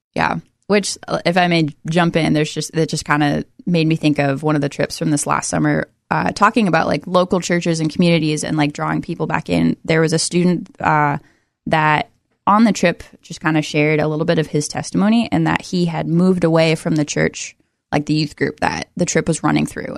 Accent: Everett, Washington, United States; now in Oregon, United States; I grew up in Everett, Washington, just north of Seattle

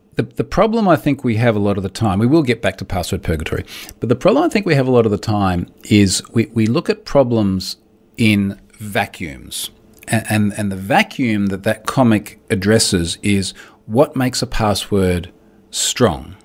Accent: Australia; I'm Australian

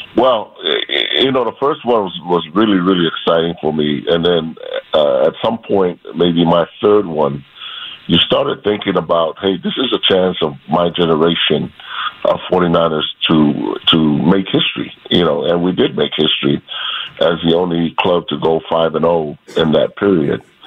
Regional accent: Hawaii, United States; I'm from Hawaii

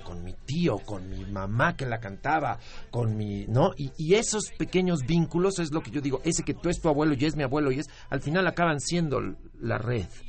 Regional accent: Mexico City, Mexico; moved away as an adult; also born or lived in Tijuana / San Diego; vivimos en la Ciudad de México

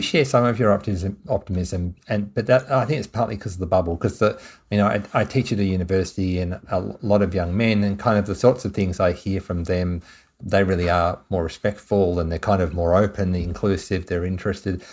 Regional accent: Tasmania, Australia; moved away; I'm originally from Tasmania

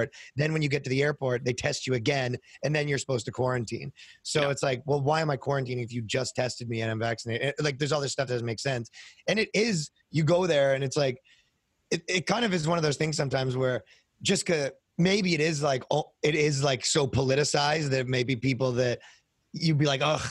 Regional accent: Canada; I'm from Canada

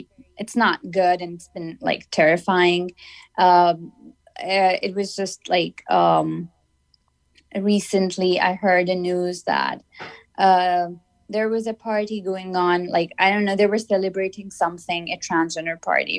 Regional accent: Pakistan; English is a second language; I am from Pakistan and I studied comparative religions as my graduate program. And living in Pakistan, like, we don't have like different people from different religions, like, because it's a Muslim majority country

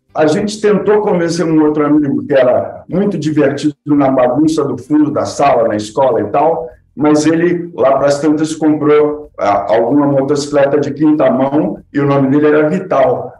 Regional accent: João Pessoa, Paraíba, Brazil; nasci em João Pessoa

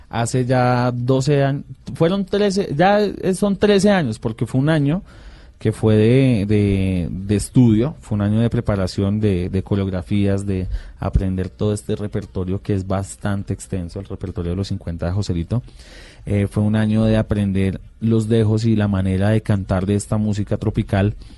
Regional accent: Bucaramanga, Santander, Colombia; De Bucaramanga. Todos somos de Bucaramanga.

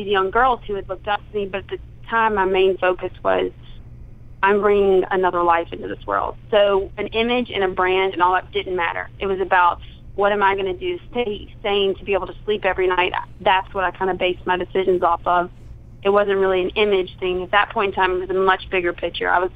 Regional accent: Southern, United States; accent: Southern

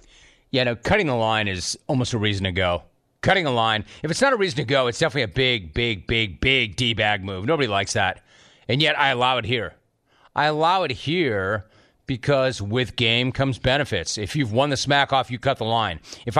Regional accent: Los Angeles, California, United States; Let's go to Los Angeles. My hometown. I am a native of Los Angeles, although I'm half Chowd and half Frisco.

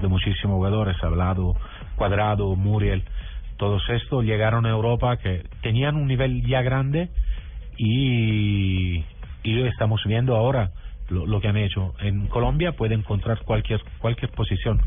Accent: Southern Italy, Italy; Spanish is a second language; soy del sur de Italia

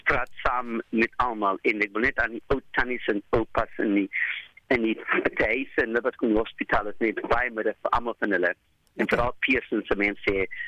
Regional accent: South Africa

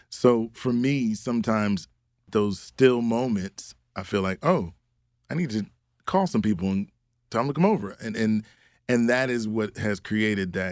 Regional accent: Philadelphia, Pennsylvania, United States; that's what I experienced in that growing up in Philly.

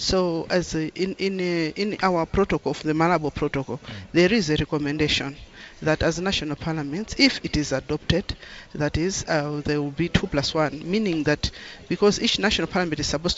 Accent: Malawi; I come from Malawi

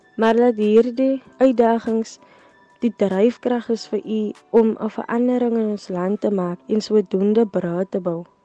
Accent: South Africa

